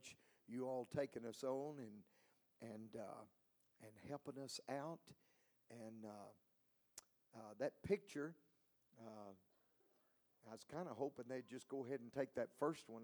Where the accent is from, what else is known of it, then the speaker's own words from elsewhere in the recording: Buford, Georgia, United States; moved away as an adult; also born or lived in Texas; now in Mexico; Originally, I'm from Buford, Georgia.